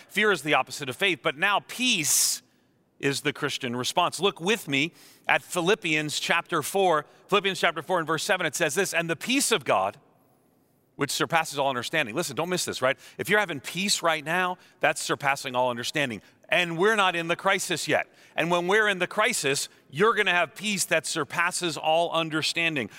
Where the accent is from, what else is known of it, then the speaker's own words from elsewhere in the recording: Long Island, New York, United States; I grew up on Long Island outside of New York City